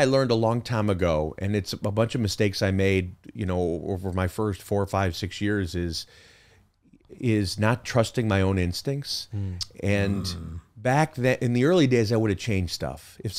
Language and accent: English; Chicago, Illinois, United States; I grew up in Chicago. I got I'm the youngest of four brothers.